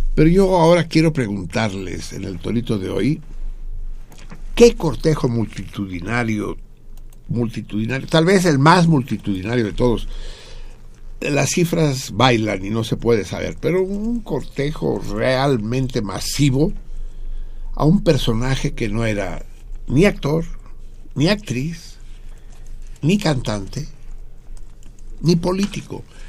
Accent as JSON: {"language": "Spanish", "country": "Mexico"}